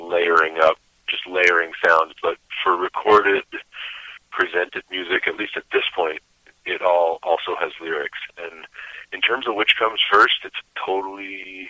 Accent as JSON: {"language": "English", "town": "Bristol", "region": "Vermont", "country": "United States", "tie": "born or raised there", "said": "Bristol specifically is where I was born and, and grew up"}